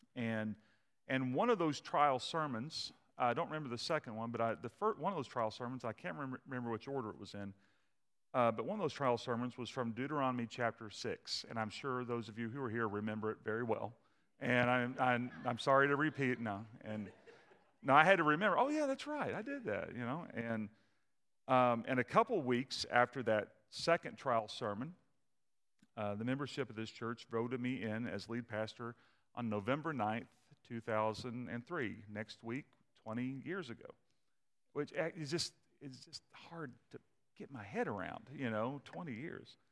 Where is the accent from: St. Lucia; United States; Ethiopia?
United States; Kentucky; moved away as an adult; also born or lived in Nashville, Tennessee / Maryland; I grew up in Kentucky